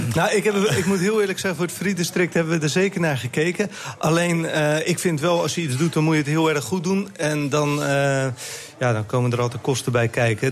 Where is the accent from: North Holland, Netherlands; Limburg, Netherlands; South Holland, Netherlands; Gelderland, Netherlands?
South Holland, Netherlands; Westland; ik kom uit het Westland, dus ehm, ik heb daar ook een restaurant gehad